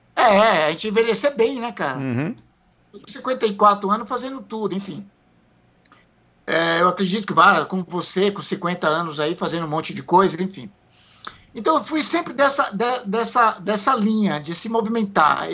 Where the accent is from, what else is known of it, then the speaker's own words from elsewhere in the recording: Itamaraju, Bahia, Brazil; also born or lived in São Paulinho, Bahia; now in São Paulo, Brazil; Eu sou baiano de Itamaraju, Bahia.